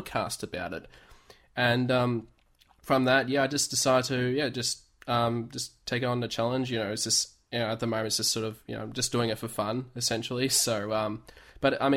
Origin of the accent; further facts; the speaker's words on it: Melbourne, Victoria, Australia; I'm from Melbourne in Australia